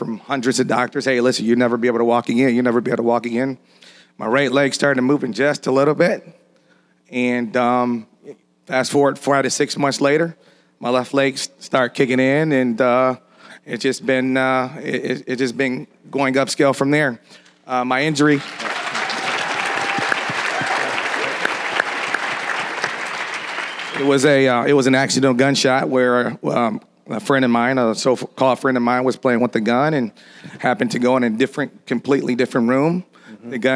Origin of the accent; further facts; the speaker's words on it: Detroit, Michigan, United States; moved away as an adult; now in Fort Lauderdale, United States; I'm born and raised in Detroit, Michigan